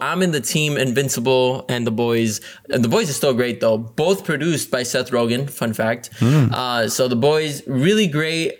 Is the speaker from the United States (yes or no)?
no; Mexico; we watched it in Spanish because, you know, we're from Mexico.